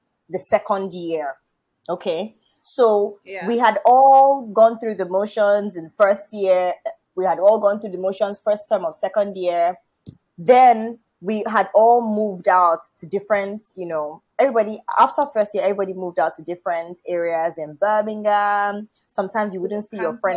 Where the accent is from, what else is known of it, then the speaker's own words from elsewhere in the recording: Nigeria; I'm Nigerian.